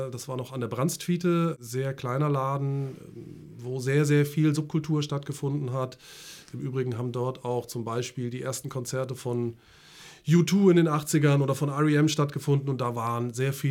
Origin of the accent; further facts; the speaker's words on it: Friedberg, Hesse, Germany; born there; also born or lived in Lübeck; now in Hamburg, Germany; ich bin seit jetzt äh, genau 21 äh, Jahren sogar in Hamburg schon und geboren bin ich in Friedberg in Hessen. Ähm, und bin über Lübeck sozusagen nach Hamburg gekommen.